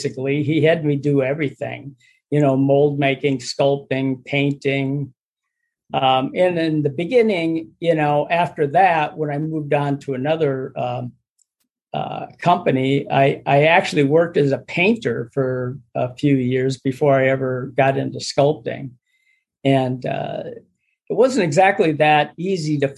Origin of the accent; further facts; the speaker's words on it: Minneapolis, Minnesota, United States; I was born in Minneapolis and lived outside of there for till I was about eight, and then moved back to Minneapolis